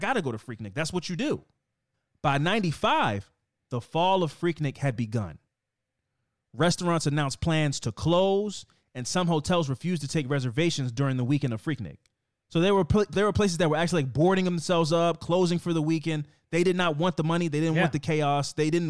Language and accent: English; Oakland, California, United States; I'm from Oakland.